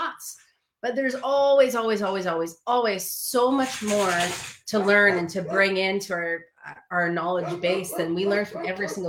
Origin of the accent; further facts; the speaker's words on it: Massachusetts, United States; I grew up in Western Mass.